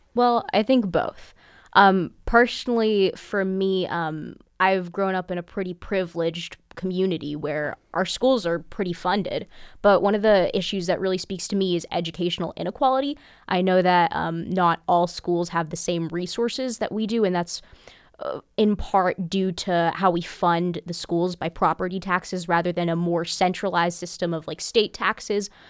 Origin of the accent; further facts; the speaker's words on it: Bloomington, Indiana, United States; I really have enjoyed growing up in Bloomington